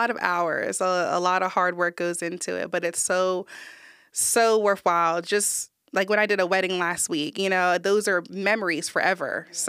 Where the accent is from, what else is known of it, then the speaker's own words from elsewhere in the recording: New Jersey, United States; now in Texas, United States; I grew up in Jersey, but I've been to New York, Florida, Atlanta. I lived in Maryland and now Texas.